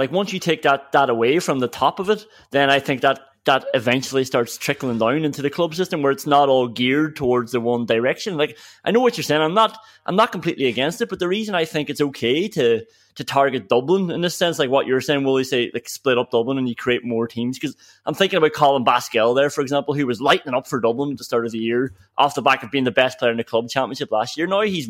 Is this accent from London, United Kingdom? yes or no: no; Derry, Northern Ireland, United Kingdom; I'm from Derry